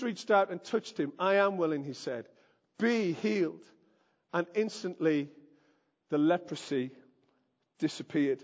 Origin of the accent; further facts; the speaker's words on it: the Northeast, North East England, United Kingdom; I am from the Northeast.